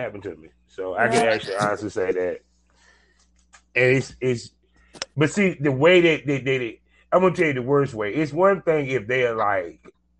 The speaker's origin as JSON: {"language": "English", "town": "Durham", "region": "California", "country": "United States", "said": "Yeah, I'm actually from Cali. I'm from California. Yes, I am."}